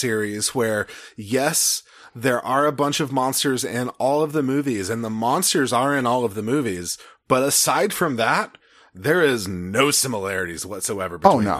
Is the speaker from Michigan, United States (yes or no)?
no; Texas, United States; I'm from Texas.